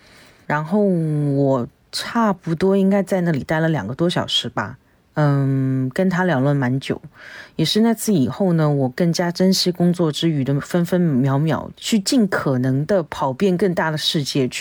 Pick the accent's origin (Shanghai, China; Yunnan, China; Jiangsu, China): Shanghai, China; 我是来自上海的…。